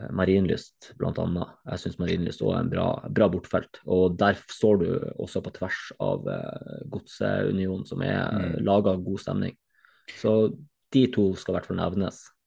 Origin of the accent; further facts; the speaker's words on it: Northern Norway, Norway; som nordlending